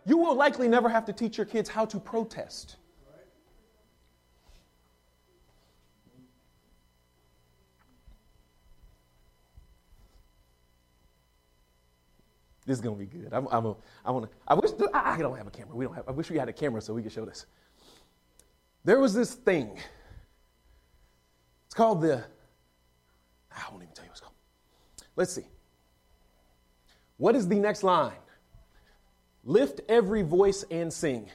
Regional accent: Texas, United States; I'm from Texas

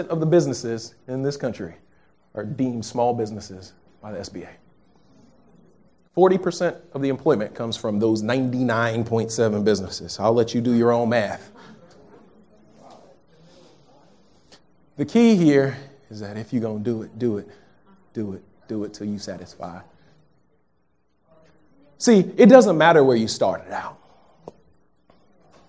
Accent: Texas, United States; moved away; I'm from Texas, if you didn't know. I'm a Texas kid.

